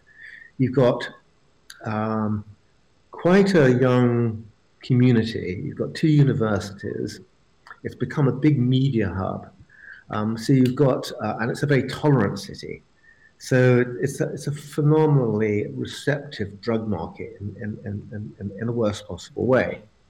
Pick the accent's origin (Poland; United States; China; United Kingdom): United Kingdom; Brighton, South East England; I was lucky enough to be born and raised in Brighton.